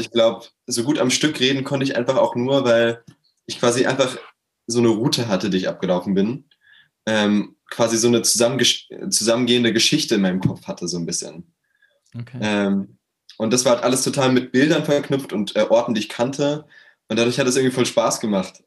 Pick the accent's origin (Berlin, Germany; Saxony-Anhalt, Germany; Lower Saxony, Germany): Berlin, Germany; Ich komme aus Berlin, äh, bin 21 Jahre alt